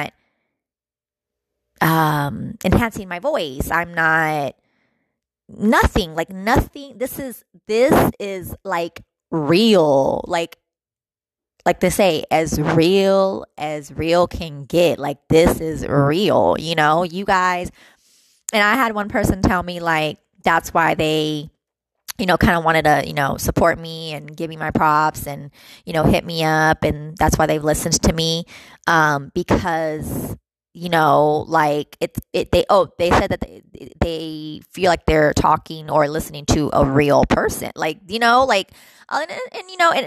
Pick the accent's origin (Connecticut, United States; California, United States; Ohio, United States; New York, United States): California, United States; I'm from Cali